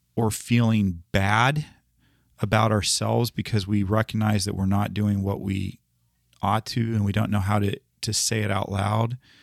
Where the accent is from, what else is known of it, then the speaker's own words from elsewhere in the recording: United States; I grew up here in the United States